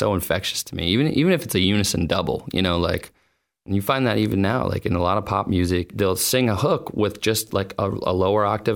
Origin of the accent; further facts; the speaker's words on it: Boston, Massachusetts, United States; I'm from Boston